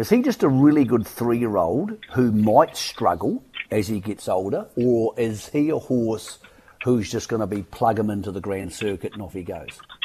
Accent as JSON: {"language": "English", "country": "New Zealand", "said": "as a New Zealander"}